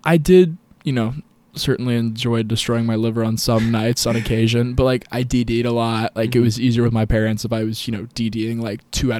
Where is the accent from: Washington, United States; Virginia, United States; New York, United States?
Virginia, United States; Vienna; now in Charlottesville, United States; I'm a current first year at the University of Virginia. I live in Bonnie Castle. I'm originally from Vienna, Virginia